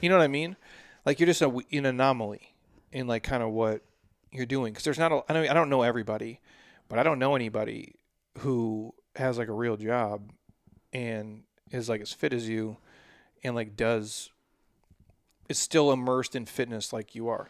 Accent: Midwest, United States; moved away; All my Midwest people

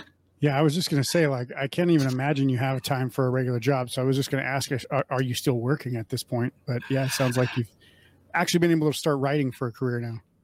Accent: Midwest, United States; now in Las Vegas, United States; I grew up in the Midwest

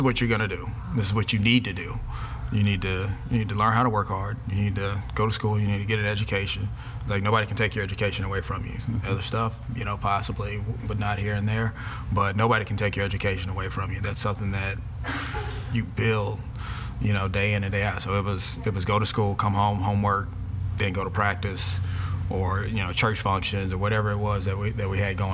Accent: Houston, Texas, United States; We grew up in Shepherd Park Terrace before Tidwell was a 4-lane road there

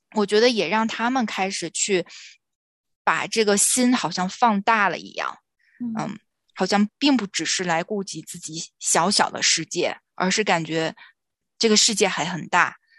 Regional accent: China; moved away; 我们其实小的时候都是在国内长大的嘛

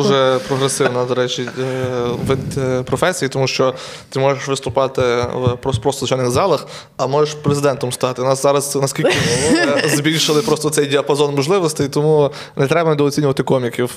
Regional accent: Truskavets, Lviv Oblast, Ukraine; я сам з Трускавця

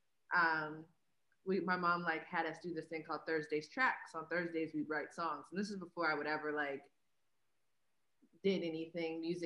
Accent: Pittsburgh, Pennsylvania, United States; I'm from Pittsburgh

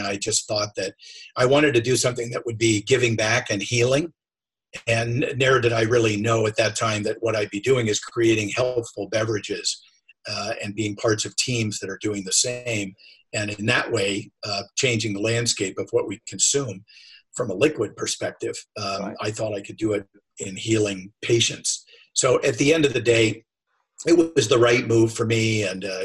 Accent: Sacramento, California, United States; also born or lived in San Francisco / Carmel / San Diego / Eugene, Oregon; I was born in San Francisco, moved to Sacramento, which was like a bedroom community, the state of California's capital. And I was there for a while

